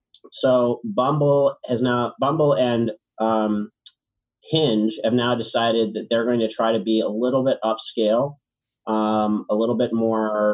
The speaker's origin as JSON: {"language": "English", "town": "Richmond", "region": "Virginia", "country": "United States", "moved": "yes", "lives_now": "New York, United States", "said": "I'm from Richmond, Virginia"}